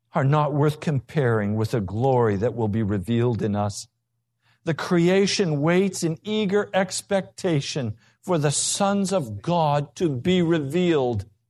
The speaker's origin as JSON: {"language": "English", "country": "United States", "said": "we're American"}